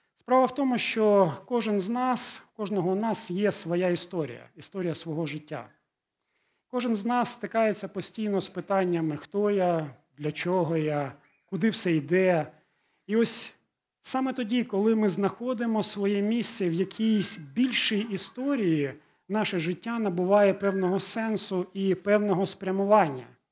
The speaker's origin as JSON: {"language": "Ukrainian", "country": "Ukraine", "tie": "born or raised there", "first_language": "Russian", "second_language": "Ukrainian", "said": "Я жив і ту частину, ту ті частині України, де в містах більшість розмовляли російською"}